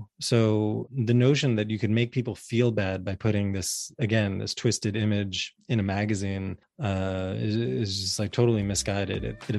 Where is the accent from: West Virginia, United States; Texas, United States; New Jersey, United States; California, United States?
New Jersey, United States; I grew up in 1981 in North Jersey.